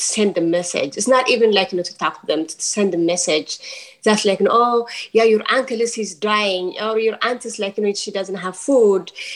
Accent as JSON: {"language": "English", "region": "Tigray", "country": "Ethiopia", "moved": "yes", "lives_now": "Oakland, United States", "said": "I'm from Tigray, which is the North Ethiopia"}